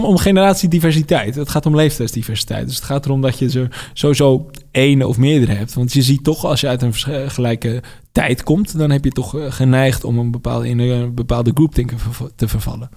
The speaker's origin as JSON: {"language": "Dutch", "country": "Netherlands", "tie": "born or raised there", "said": "ik ben in Nederland geboren."}